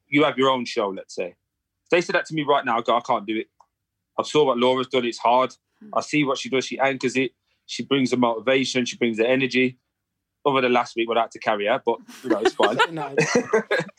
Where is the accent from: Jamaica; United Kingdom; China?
United Kingdom; England; But I'm from England.